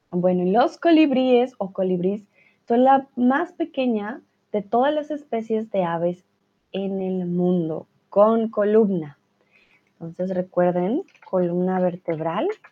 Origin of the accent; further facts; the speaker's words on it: Colombia; now in Germany; yo soy de Colombia, vivo en Alemania